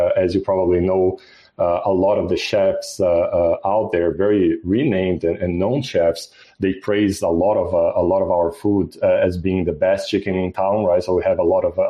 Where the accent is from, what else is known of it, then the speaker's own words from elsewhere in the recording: Brazil; moved away as an adult; also born or lived in Mexico / Australia; now in United States; I'm originally from Brazil, but I had experiences in Brazil, Mexico, in Australia, and here in the U.S.